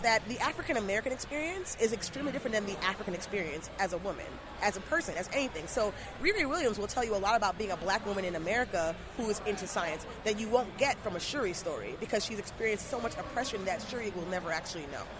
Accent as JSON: {"language": "English", "country": "Jamaica", "said": "I'm Jamaican and gotta have ten jobs"}